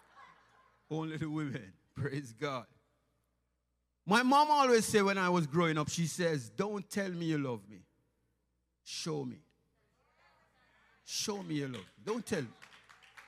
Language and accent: English; Jamaica; accent: strong Jamaican; In my preaching, you can hear the strong Jamaican accent.